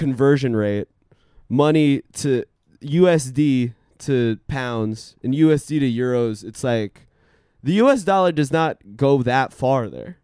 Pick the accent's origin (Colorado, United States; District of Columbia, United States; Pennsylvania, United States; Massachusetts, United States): District of Columbia, United States; Washington; moved away; This is my hometown